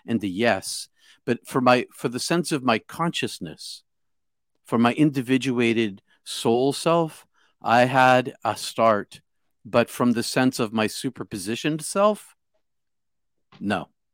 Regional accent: outside of Boston, Massachusetts, United States; I'm from Bos-, outside of Boston

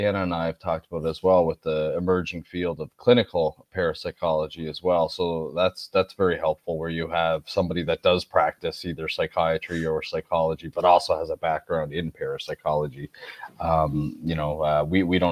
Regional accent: Nova Scotia, Canada; I'm from Nova Scotia.

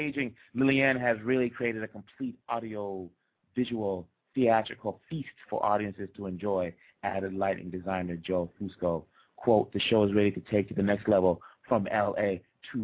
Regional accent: Kinshasa, DR Congo; moved away; I'm from the Democratic Republic of the Congo, born in Kinshasa.

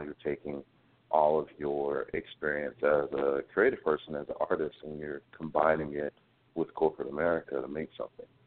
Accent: Greensboro, North Carolina, United States; born and raised in North Carolina from Greensboro. So there's always a little bit of a Southern boy in me

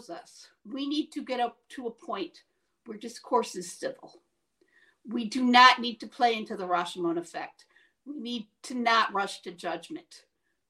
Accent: Syracuse, New York, United States; This is my backyard. This is my hometown. This is where I live.

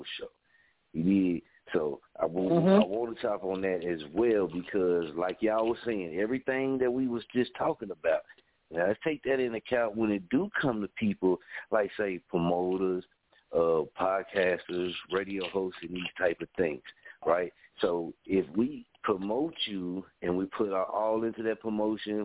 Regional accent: Story, Oklahoma, United States; I'm from Story, Oklahoma

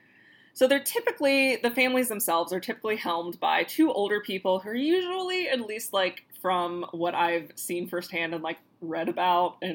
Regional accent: Florida, United States; we're from Florida

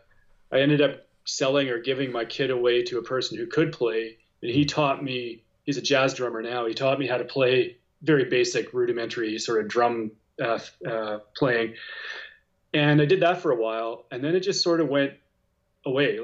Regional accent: Regina, Saskatchewan, Canada; I grew up in Regina in Saskatchewan

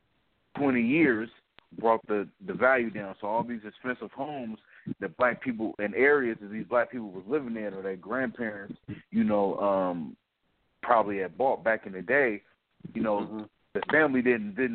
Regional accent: Bay Area, Northern California, United States; also born or lived in Maryland; I'm from Northern California. I'm from the Bay Area

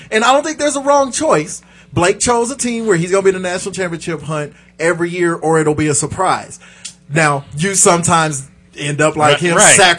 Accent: Kansas, United States; I'm from Kansas. Nothing against K-State.

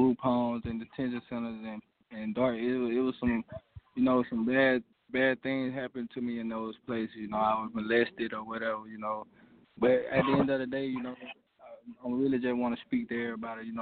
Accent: Alabama, United States; I'm from Alabama

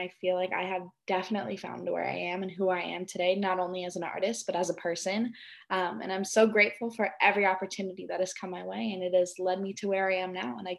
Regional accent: Norco, California, United States; I'm an 18-year-old singer-songwriter from Norco, California, born and raised Horsetown, USA. I mean, I'm definitely from like a very country background of my small little town in California.

